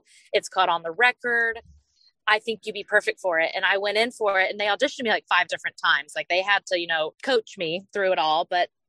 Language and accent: English; Gulf Breeze, Florida, United States; moved away; I'm originally from Gulf Breeze, Florida, near Pensacola.